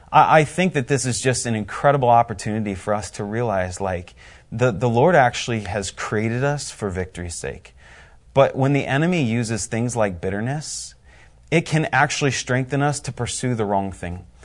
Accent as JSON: {"language": "English", "region": "Indiana", "country": "United States", "said": "I am from Indiana."}